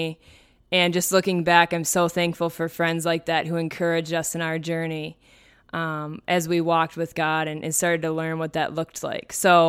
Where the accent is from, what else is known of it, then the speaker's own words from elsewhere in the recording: Minnesota, United States; So first off … I was born and raised here in Minnesota, and I love it here, even though it's very cold.